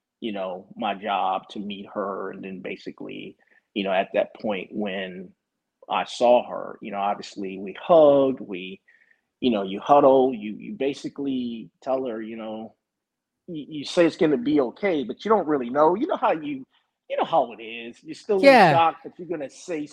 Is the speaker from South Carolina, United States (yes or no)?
yes; Walterboro, South Carolina, United States; we grew up together in my hometown, mm-hmm. which is a small town, Walterboro, South Carolina.